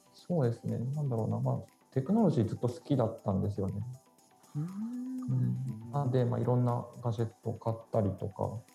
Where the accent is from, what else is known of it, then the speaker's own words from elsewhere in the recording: Yokohama, Kanagawa, Japan; 出身は神奈川県の 横浜出身ですね。で現在も横浜に住んでます